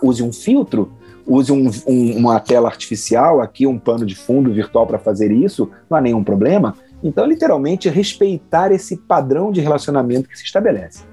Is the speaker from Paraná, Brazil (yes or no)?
no; Rio de Janeiro, Brazil; moved away; also born or lived in Santa Catarina; eu que sou do Rio de Janeiro, tive alguma dificuldade quando cheguei a Santa Catarina